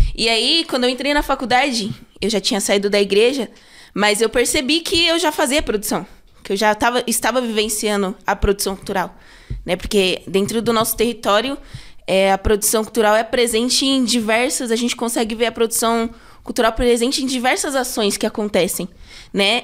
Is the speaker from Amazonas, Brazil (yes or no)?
no; São Paulo, Brazil; eu sempre fui da Sul. É, eu nasci é, ali no Santo Eduardo, ali região do Santo Eduardo.